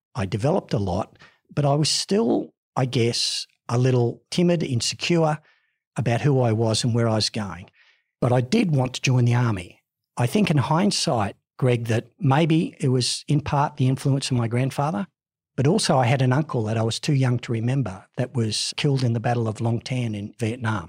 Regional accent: Ipswich, Queensland, Australia; also born or lived in Sydney; While I was born in Sydney, I was actually raised in Ipswich in Queensland

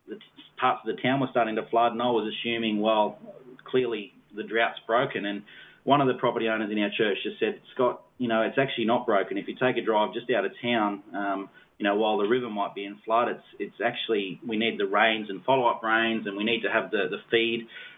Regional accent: Sydney, New South Wales, Australia; Well, I suppose I moved up here from Sydney. God called us to the outback, and we really had no idea that he was going to call us here

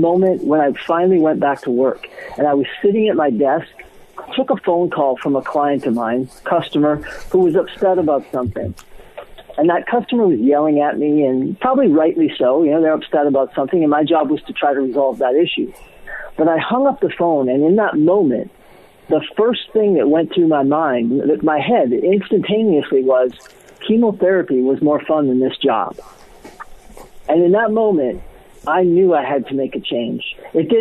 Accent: Kenmare, North Dakota, United States; moved away as an adult; also born or lived in California; I left Kenmare, North Dakota when I was 18

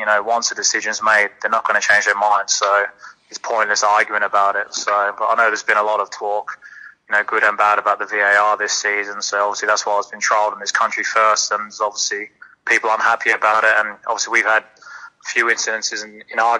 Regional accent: Perth, Western Australia, Australia; I'm from Perth, my family. I've got a little girl here

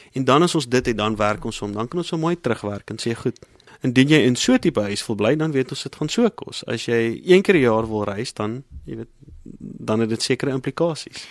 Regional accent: South Africa

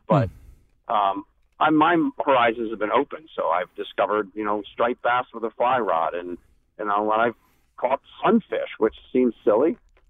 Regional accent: Philadelphia, Pennsylvania, United States; I grew up in Philadelphia, so I know a lot more about Trump than most people.

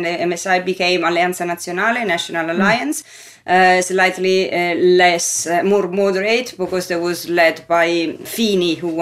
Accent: Rome, Lazio, Italy; I'm from Rome as well

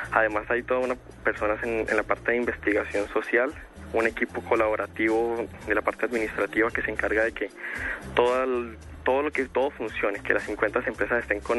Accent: Valle del Cauca, Colombia; que somos del Valle del Cauca, estamos orgullosos

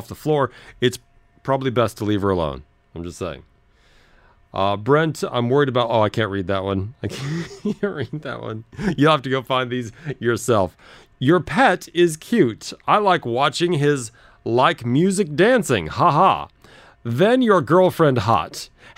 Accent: Los Angeles, California, United States; I said, Los Angeles

